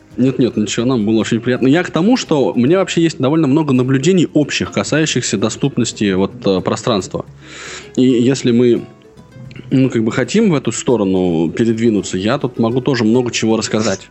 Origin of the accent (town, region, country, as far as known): Russia